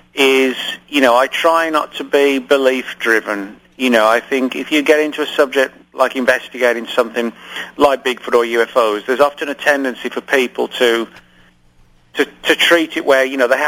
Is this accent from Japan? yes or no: no; England, United Kingdom; moved away; I grew up in England